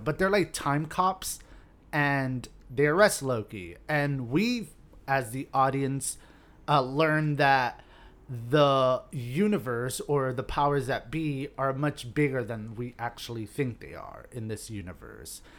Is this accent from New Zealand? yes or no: no; Hialeah, Florida, United States; I grew up in Hialeah in an apartment complex